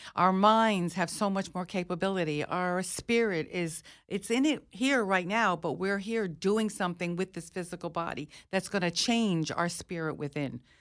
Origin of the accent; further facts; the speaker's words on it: United States; I'm an American, a very proud American.